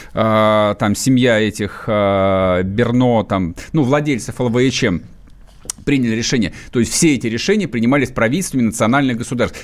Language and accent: Russian; Muscovites, Moscow, Russia; Мы, москвичи